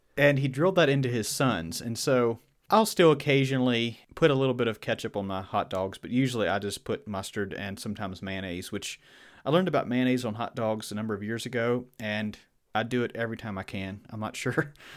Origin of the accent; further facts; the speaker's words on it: Virginia, United States; accent: Southern; I was from Virginia and from, uh, from Old Order of Mennonite background